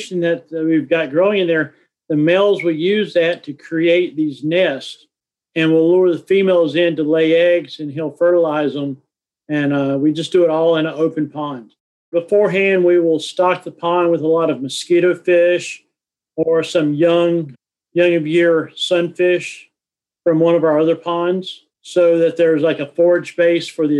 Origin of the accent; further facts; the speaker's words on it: North Carolina, United States; I grew up in North Carolina